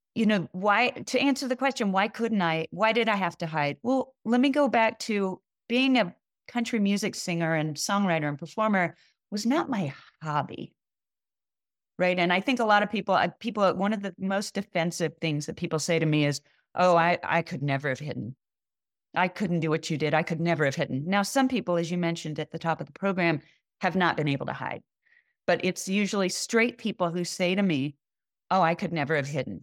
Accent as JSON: {"language": "English", "town": "Kansas City", "country": "United States", "tie": "born or raised there", "said": "in Kansas City, my hometown"}